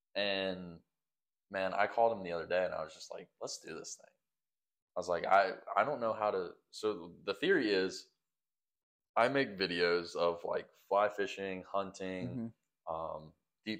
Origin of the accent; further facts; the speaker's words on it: the South, United States; We're from the South. So like, yeah, we love the outdoors, man.